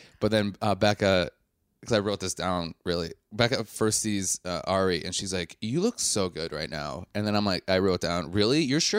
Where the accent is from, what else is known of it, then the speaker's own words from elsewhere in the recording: Wisconsin, United States; I'm from Wisconsin.